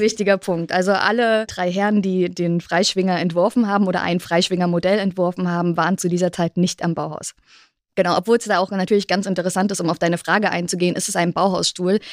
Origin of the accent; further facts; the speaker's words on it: East Germany, Germany; Ich bin in der DDR groß geworden, beziehungsweise dann in Ostdeutschland